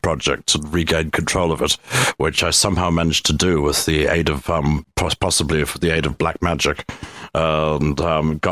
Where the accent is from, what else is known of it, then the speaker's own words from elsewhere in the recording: South Africa; I grew up in South Africa.